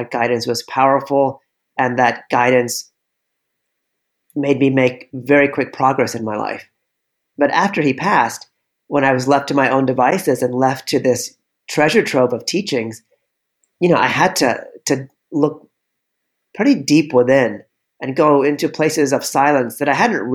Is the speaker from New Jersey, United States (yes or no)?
no; California, United States; now in New York City, United States; I grew up surfing in California.